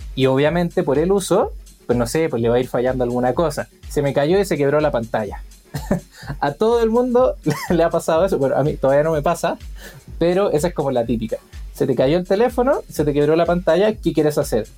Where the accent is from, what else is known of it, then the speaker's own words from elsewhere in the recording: Chile; yo soy chileno